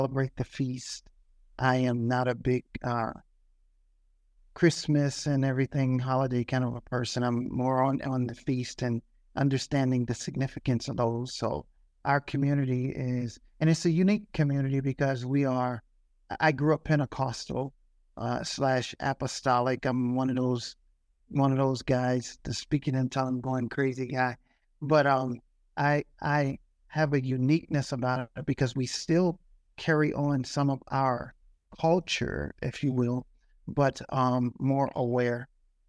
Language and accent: English; Youngstown, Ohio, United States; now in Atlanta, United States; I live in Atlanta. I'm from Youngstown, Ohio. He's kind of hijacked my city